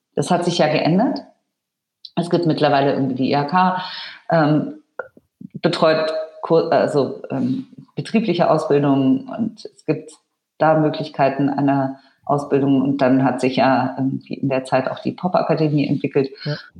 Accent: Allgäu, Bavaria, Germany; ich bin ja so ähnlich aufgewachsen da im Allgäu

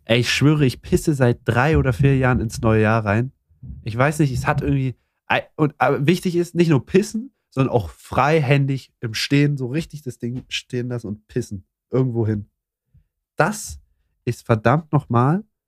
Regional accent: Saxony, Germany; ich komme aus Sachsen

